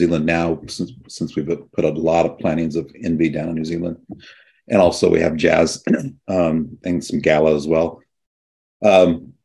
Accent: San Joaquin Valley, California, United States; now in Monterey Bay, United States; I grew up in the San Joaquin Valley

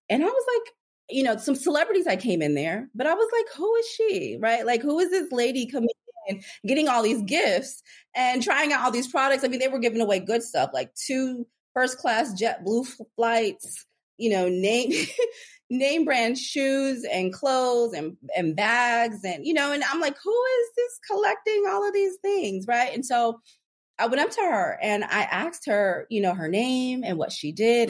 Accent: Anchorage, Alaska, United States; moved away as an adult; also born or lived in Washington, D.C. / Los Angeles; I grew up in Anchorage, Alaska

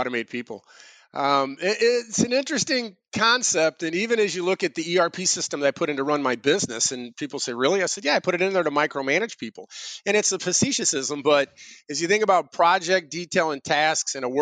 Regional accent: St. Louis, Missouri, United States; I grew up in St. Louis and I was an Eagle Scout

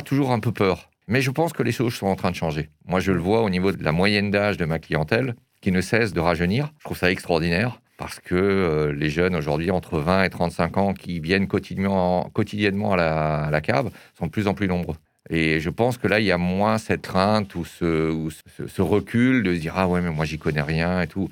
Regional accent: Erstein, Grand Est, France; je suis alsacien. Je suis né en Alsace. Et alors, c'est assez, euh, assez amusant de savoir que je suis né à Erstein

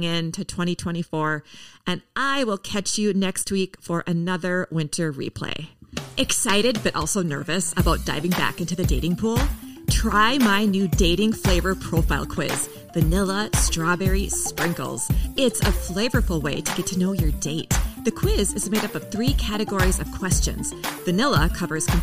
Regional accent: Minneapolis, Minnesota, United States; here in my hometown of Minneapolis

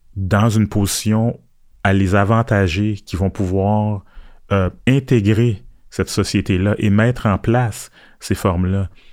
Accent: Montreal, Quebec, Canada; also born or lived in Port-au-Prince, Haiti / Ottawa; j'ai grandi à Montréal

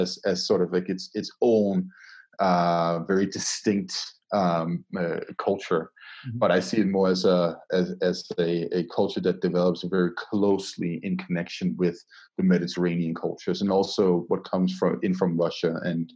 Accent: Denmark; now in Colorado, United States; Denmark, my home country

